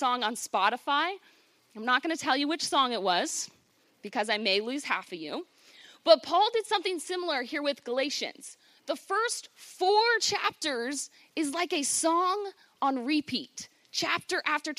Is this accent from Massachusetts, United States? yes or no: no; Virginia, United States; I grew up on the Chesapeake Bay in Virginia with my family